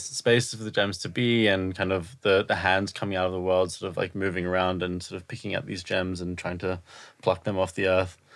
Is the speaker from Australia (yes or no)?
yes; Australia; moved away as an adult; also born or lived in Israel; now in United Kingdom; I'm from Australia